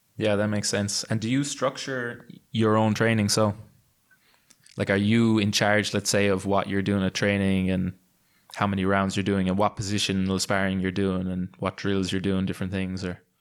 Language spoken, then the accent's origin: English; Limerick, Munster, Ireland; my hometown in Limerick in Ireland